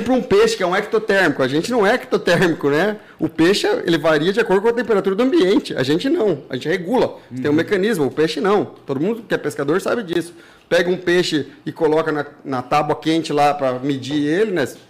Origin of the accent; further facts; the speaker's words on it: Ribeirão Preto, São Paulo, Brazil; moved away; eu saí de Ribeirão Preto, São Paulo, num mocó de lá, num riachinho